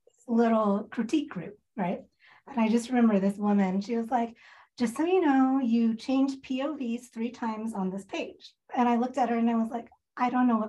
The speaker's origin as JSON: {"language": "English", "town": "Augusta", "region": "Georgia", "country": "United States", "tie": "born or raised there", "also_born_or_lived": "Seattle, Washington", "moved": "yes", "lives_now": "Spokane, United States", "said": "I grew up in Augusta"}